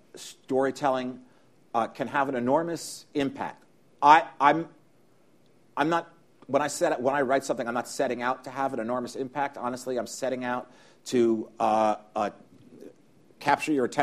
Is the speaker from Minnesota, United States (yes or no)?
no; New York, United States; I grew up here in New York